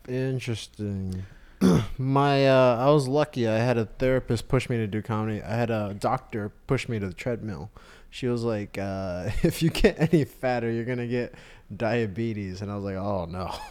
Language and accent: English; Austin, Texas, United States; moved away as an adult; also born or lived in New York; I was born and raised in Austin, but I went to school in New York